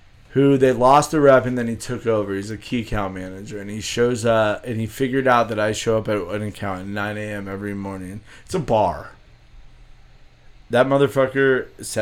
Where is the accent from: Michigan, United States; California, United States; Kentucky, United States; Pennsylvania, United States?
California, United States; San Francisco; moved away; I grew up in San Francisco